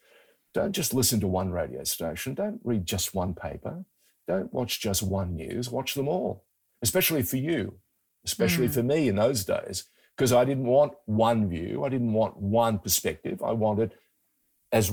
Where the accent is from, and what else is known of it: Sydney, New South Wales, Australia; born or raised there; first language Greek; English is a second language; also born or lived in far north Queensland